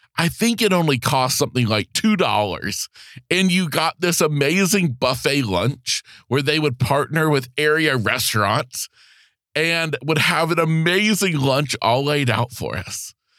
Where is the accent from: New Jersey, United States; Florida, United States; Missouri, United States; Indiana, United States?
Florida, United States; being back in Florida, my home state